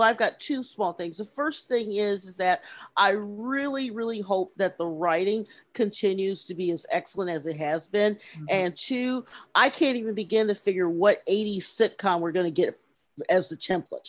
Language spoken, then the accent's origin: English; Illinois, United States; I grew up in Illinois, where our gym classes are different from any place in the world.